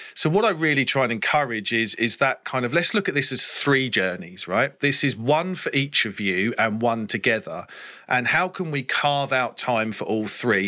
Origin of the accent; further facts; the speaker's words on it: England, United Kingdom; as an English person